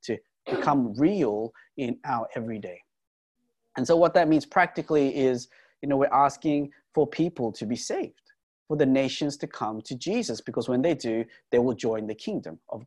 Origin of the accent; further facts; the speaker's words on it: Australia; we're Australian